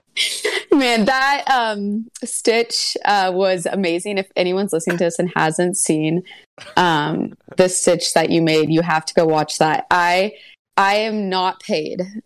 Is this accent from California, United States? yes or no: yes; Santa Barbara, California, United States; moved away as an adult; also born or lived in Los Angeles, California; now in Cleveland, United States; I was born and raised in California, and I grew up in Santa Barbara